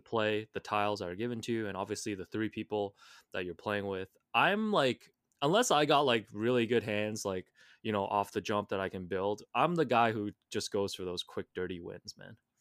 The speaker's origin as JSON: {"language": "English", "country": "Hong Kong", "tie": "born or raised there", "said": "growing up in Hong Kong"}